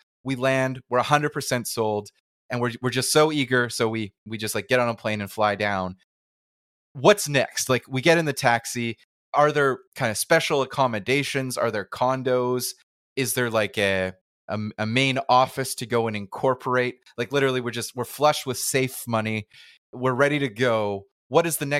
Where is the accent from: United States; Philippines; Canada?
Canada; I'm a Canadian citizen